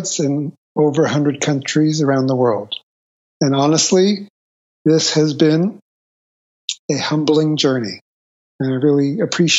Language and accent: English; Toronto, Ontario, Canada; I grew up in Toronto, Canada.